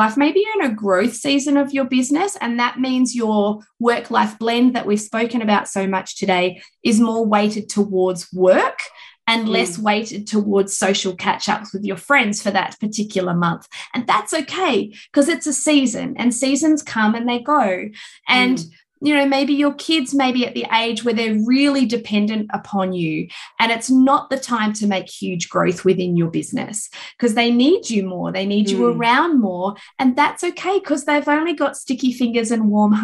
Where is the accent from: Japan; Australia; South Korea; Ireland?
Australia; Perth, Western Australia; moved away; I flew interstate to Perth, my hometown